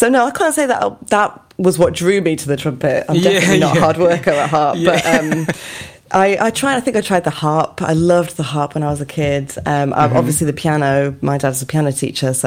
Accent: Lancaster, North West England, United Kingdom; moved away as an adult; now in London, United Kingdom; I'm from Lancaster, which is near the Lake District, very, very north of England, the grim north.

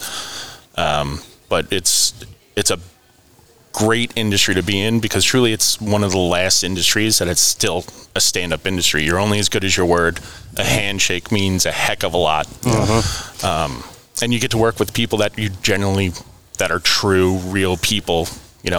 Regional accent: Northeast, United States; growing up in the Northeast

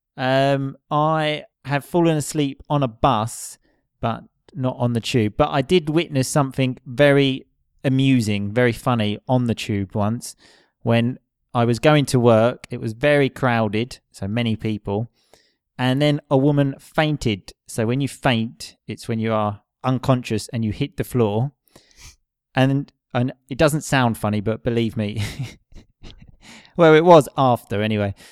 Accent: Essex, East of England, United Kingdom; where I'm from, which is Essex

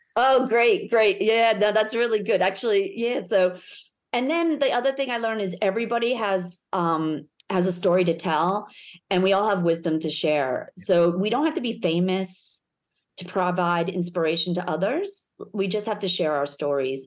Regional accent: United States; now in Melbourne, Australia; I'm American

